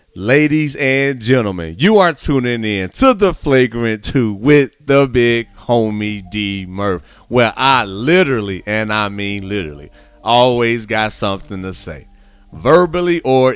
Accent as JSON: {"language": "English", "region": "Midwest", "country": "United States", "said": "Chicago native, and y'all rock with the big homie. Y'all know I'm from the Midwest as well."}